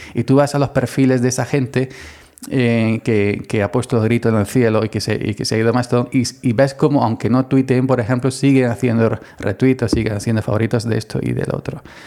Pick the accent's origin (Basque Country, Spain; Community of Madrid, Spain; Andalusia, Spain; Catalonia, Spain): Andalusia, Spain; soy andaluz